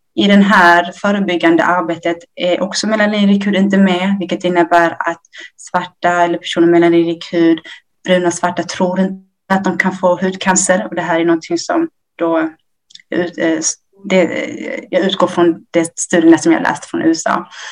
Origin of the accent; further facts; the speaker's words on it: Ethiopia; now in Sweden; jag är från Etiopien. Vi eh, kom till Sverige 1990.